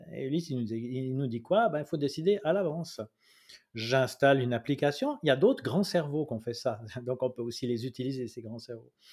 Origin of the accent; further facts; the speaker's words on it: Switzerland; Chez nous, en Suisse